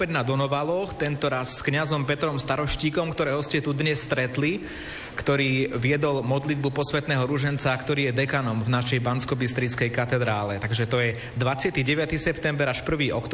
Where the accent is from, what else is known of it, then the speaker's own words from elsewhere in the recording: Svrčinovec, Žilina Region, Slovakia; pochádzam zo Svrčinovca.